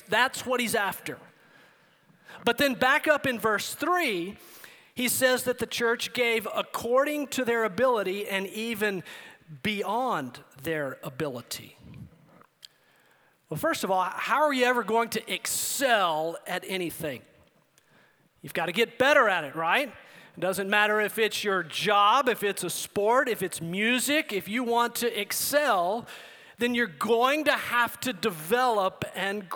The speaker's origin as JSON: {"language": "English", "town": "El Paso", "region": "Texas", "country": "United States", "tie": "born or raised there", "said": "I grew up in El Paso, Texas."}